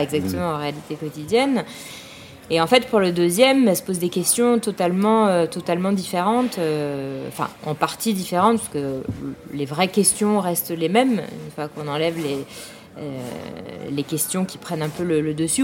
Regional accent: Paris, Île-de-France, France; je suis parisienne, née, je suis née et j'ai grandi à Paris.

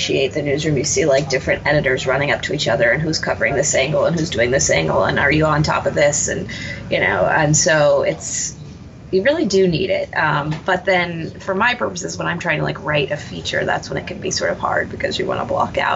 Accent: San Antonio, Texas, United States; moved away; I'm from San Antonio, and I started working at the San Antonio

